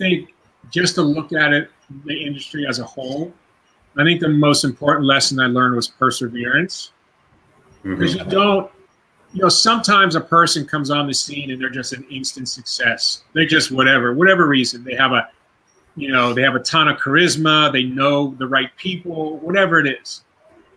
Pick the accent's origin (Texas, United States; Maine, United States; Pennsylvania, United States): Pennsylvania, United States; Pittsburgh; now in California, United States; opening up a martial arts school in my hometown of Pittsburgh